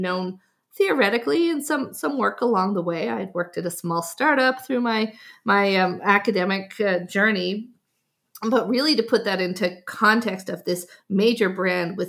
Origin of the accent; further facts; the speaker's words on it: Newfoundland and Labrador, Canada; I'm from Newfoundland, so the east coast of Canada